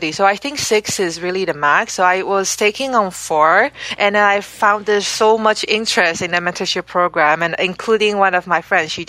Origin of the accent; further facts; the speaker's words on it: Canada; also born or lived in Amsterdam, Netherlands / Singapore; I grew up in Canada where I lived for 13 years.